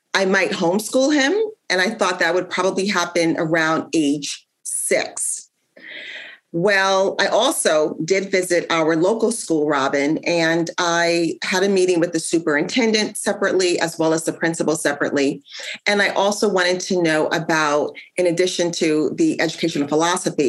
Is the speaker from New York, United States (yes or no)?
yes; New York, United States; also born or lived in New Jersey / Ohio; now in Indiana, United States; I grew up in New York, and I also spent time in New Jersey and also Ohio